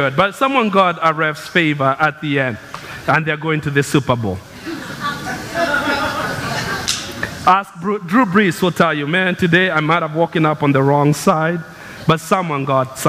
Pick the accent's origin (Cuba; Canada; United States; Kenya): Kenya; moved away; I grew up in Kenya. It's the land of runners.